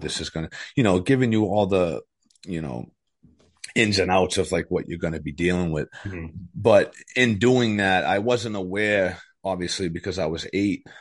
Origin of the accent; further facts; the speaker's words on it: New Hampshire, United States; also born or lived in Methuen, Massachusetts; I was born in Methuen, Massachusetts. Uh, we lived there till I was about eight. And then we moved to New Hampshire